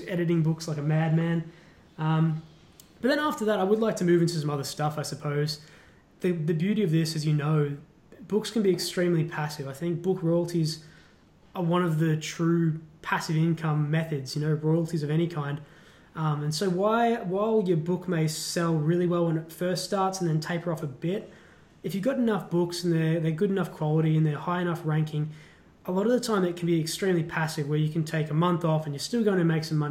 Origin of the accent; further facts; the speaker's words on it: Australia; as an Australian